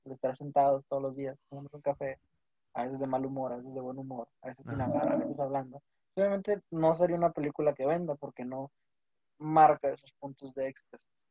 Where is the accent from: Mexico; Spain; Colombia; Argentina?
Mexico; al menos como mexicanos